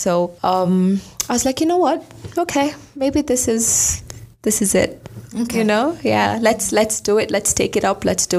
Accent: Garbatula, Isiolo County, Kenya

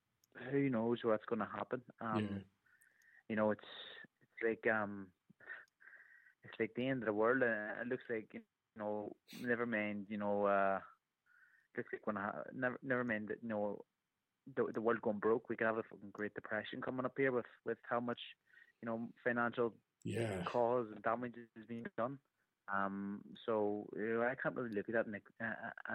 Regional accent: Ireland; Even being an Irish person

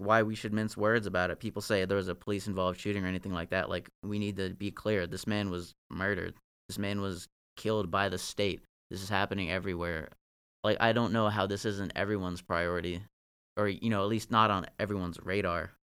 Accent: Northern Virginia, United States; I'm from Virginia. Like, I, I grew up in Northern Virginia, but that was out in Marshall where my dad lived.

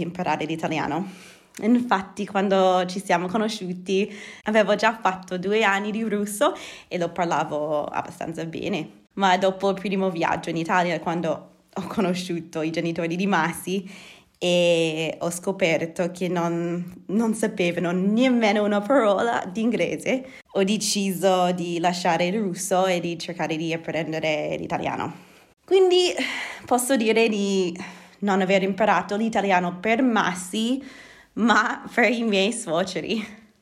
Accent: Edmonton, Alberta, Canada; Italian is a second language; moved away as an adult; now in Bergamo, Italy; sono canadese, nata e cresciuta a Edmonton, la capitale della provincia dell'Alberta.

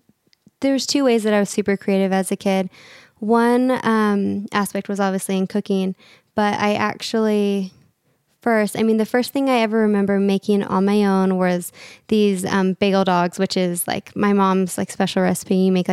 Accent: Redmond, Washington, United States; moved away; I'm originally Seattle area, awesome. Redmond. That's where I grew up.

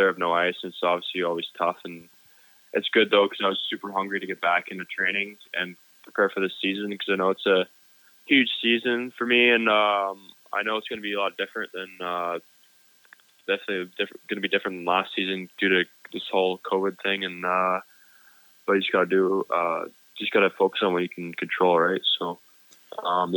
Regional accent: California, United States; I'm from California, so my family's down there near Lake Tahoe area

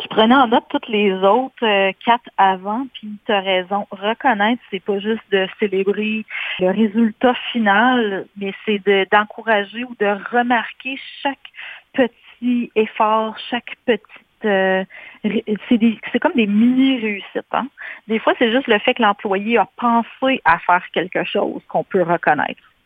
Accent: White River, Ontario, Canada; moved away as an adult; also born or lived in Sudbury / Barrie; j'ai fait mon secondaire, etc., dans le nord euh, de l'Ontario, une petite place qui s'appelle White River

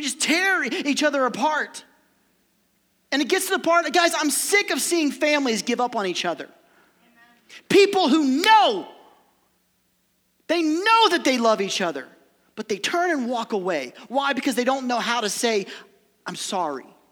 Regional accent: Ohio, United States; also born or lived in Kentucky; I'm from Ohio

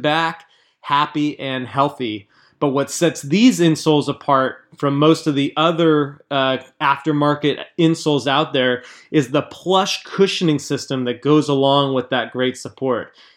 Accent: Southern California, United States; Sam and I grew up together in Southern California

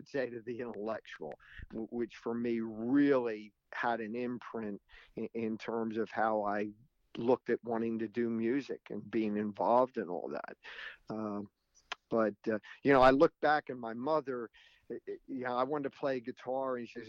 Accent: Reading, Pennsylvania, United States; moved away as an adult; also born or lived in New York area; I was born and raised in Reading, Pennsylvania. So, and didn't come to New York area until, after college.

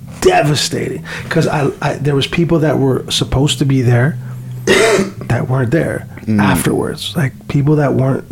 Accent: Canada; hey, Bishop, I'm from Canada, I'm here, I'm supposed to be battling.

